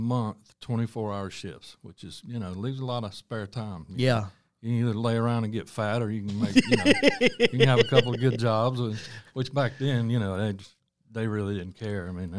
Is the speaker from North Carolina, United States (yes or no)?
yes; Charlotte, North Carolina, United States; Yeah, I'm born and raised in Charlotte here, one of the few.